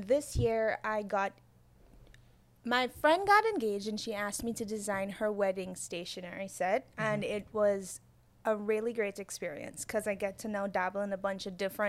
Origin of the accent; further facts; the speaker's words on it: Guyana; And I guess from my accent, if I sound like I have an accent to you, you'll pick up on that as well.